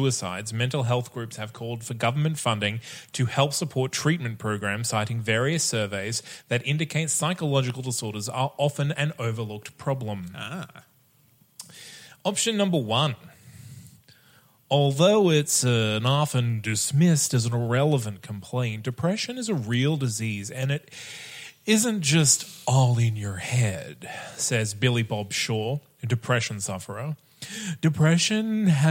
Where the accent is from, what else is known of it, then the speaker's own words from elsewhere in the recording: Bundaberg, Queensland, Australia; where I grew up in Bundaberg, there was parks dedicated to feeding rainbow lorikeets